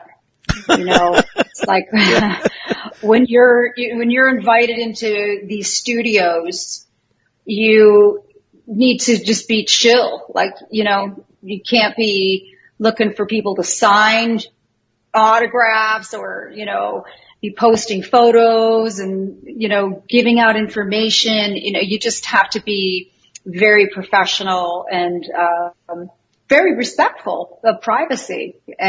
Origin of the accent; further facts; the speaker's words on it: a small town in northern Canada, Canada; moved away as an adult; also born or lived in California, United States / Florida / New York / Houston; now in Las Vegas, United States; I came from a small town in northern Canada, and I was born in the United States.